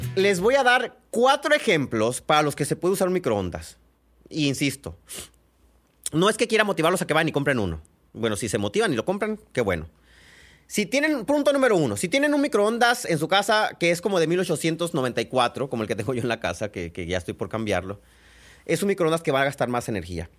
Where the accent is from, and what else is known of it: San Pedro de la Cueva, Sonora, Mexico